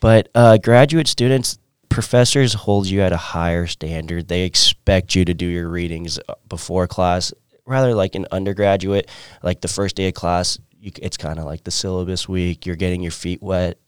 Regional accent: San Diego, California, United States; moved away as an adult; also born or lived in Orange County, California; now in Maryville, Missouri, United States; I'm originally from San Diego, California

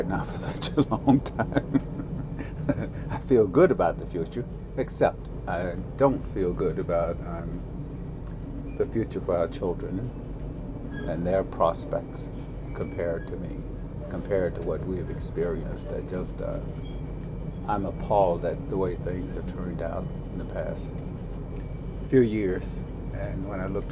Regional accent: Florida, United States; moved away as an adult; also born or lived in Toronto, Canada; now in Canada; growing up in Florida

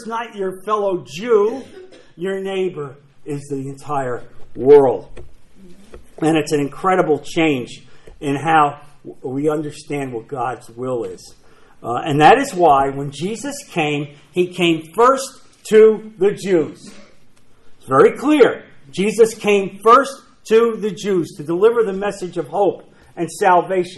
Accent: New Jersey, United States; I'm from New Jersey.

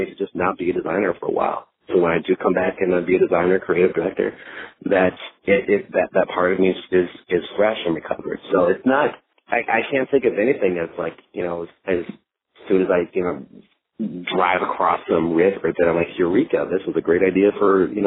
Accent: Minneapolis, Minnesota, United States; moved away as an adult; also born or lived in Arkansas; now in Dallas, United States; I grew up in the Twin Cities, Minneapolis area.

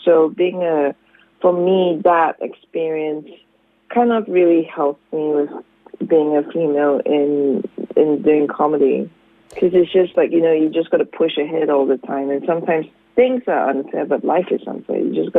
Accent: Singapore; now in Australia; I'm Singaporean.

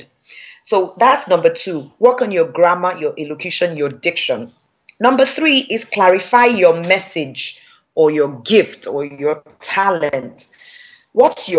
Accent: Nigeria; accent: Nigerian; we are Nigerians with our Nigerian accent

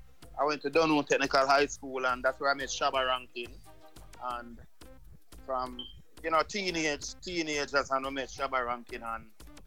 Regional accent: Barbican, Saint Andrew, Jamaica; Well, I'm from Barbican. You don't know.

